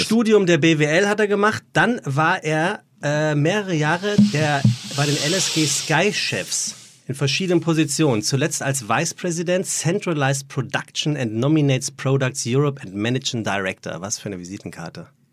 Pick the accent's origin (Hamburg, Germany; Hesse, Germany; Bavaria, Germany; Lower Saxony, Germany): Hesse, Germany; Frankfurt; in meiner Heimat, in meiner gebürtigen Heimat in Frankfurt